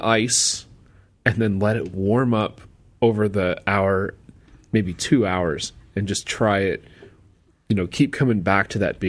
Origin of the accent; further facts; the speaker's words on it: United States; I'm an American-grown guy